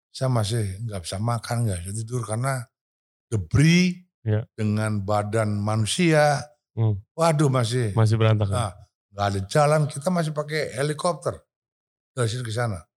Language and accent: Indonesian; United States; Indonesian is a second language; Karena saya orang Amerika